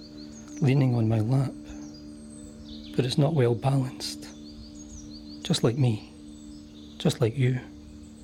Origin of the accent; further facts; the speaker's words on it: Hamilton, Scotland, United Kingdom; also born or lived in Cambuslang; Hamilton Central, my hometown, where I was brought up